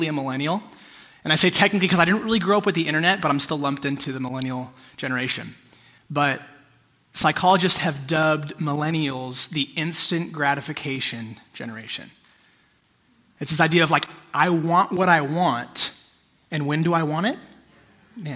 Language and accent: English; United States; I'm an American